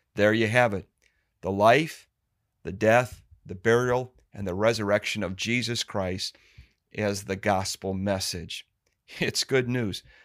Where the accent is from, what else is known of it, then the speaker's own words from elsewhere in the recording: Cleveland, Ohio, United States; I was born and raised here in Cleveland, Ohio.